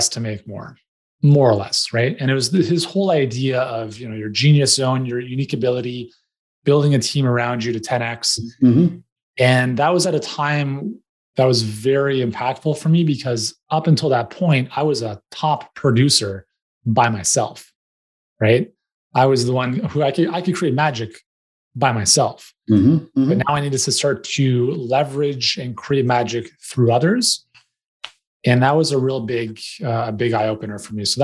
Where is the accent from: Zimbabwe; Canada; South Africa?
Canada; also born or lived in Greater Toronto Area; being Canadian